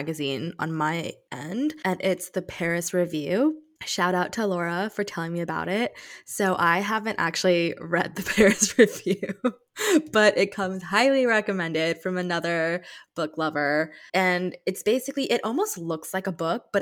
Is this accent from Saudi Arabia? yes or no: yes; Saudi Arabia; growing up in Saudi.